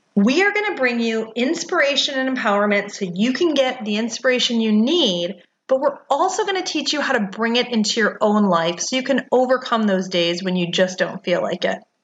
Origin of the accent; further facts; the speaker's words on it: Detroit, Michigan, United States; now in Research Triangle Park, United States; I'm originally from Detroit